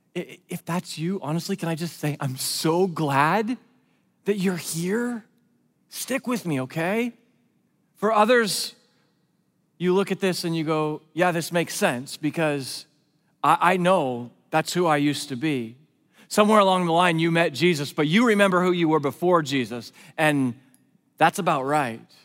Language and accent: English; West Coast, United States; I grew up on the West Coast. I'm a West Coast kid